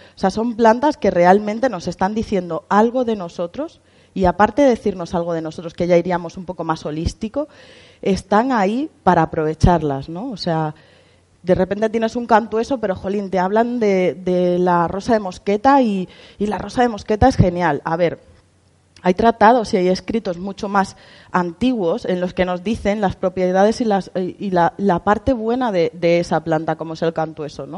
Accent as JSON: {"language": "Spanish", "town": "Villanueva de la Vera", "region": "Extremadura", "country": "Spain", "said": "Venimos de Extremadura, somos de Cáceres. Yo soy de Villanueva de la Vera."}